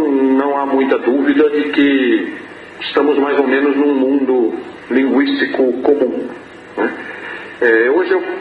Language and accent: Portuguese; São Paulo, Brazil; accent: sotaque do sudeste do Brasil; sudeste do Brasil, mais precisamente eu venho do estado de São Paulo. Né? Eu sou nascido na cidade de São Paulo, não vivo mais na cidade de São Paulo, mas nasci e cresci ali.